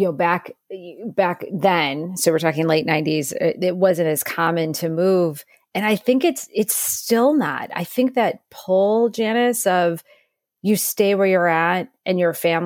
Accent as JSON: {"language": "English", "region": "Midwest", "country": "United States", "said": "I'm from the Midwest."}